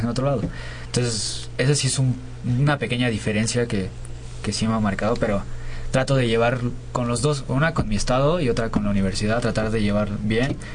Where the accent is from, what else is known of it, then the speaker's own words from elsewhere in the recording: Nayarit, Mexico; now in Mexico City, Mexico; yo no soy de aquí, yo soy de Nayarit.